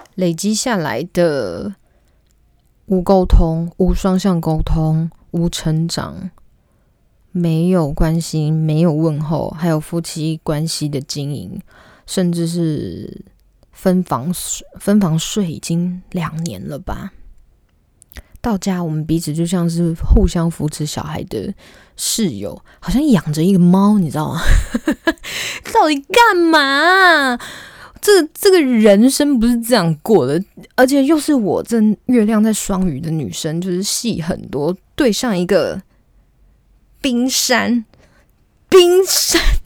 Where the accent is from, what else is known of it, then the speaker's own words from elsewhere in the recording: Taichung, Taiwan; also born or lived in Taipei; 因为我是台中人嘛